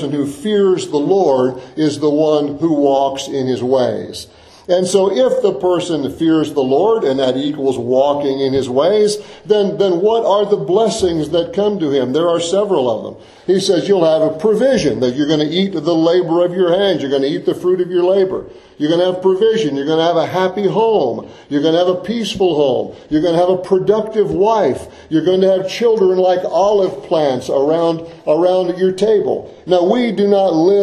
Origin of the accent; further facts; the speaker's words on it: Florida, United States; I've seen orange groves a lot growing up in Florida